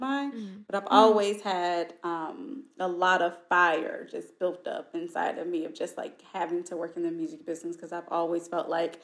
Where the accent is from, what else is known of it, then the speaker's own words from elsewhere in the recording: St. Louis, Missouri, United States; moved away; I'm from St. Louis originally